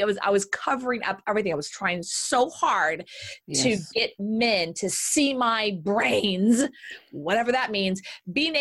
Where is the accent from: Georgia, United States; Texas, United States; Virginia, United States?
Texas, United States; Southern; I'm Southern Texas